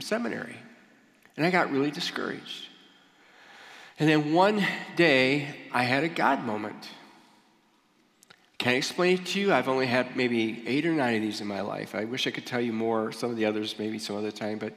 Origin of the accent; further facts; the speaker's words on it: Michigan, United States; moved away as an adult; also born or lived in Ohio; I grew up in Michigan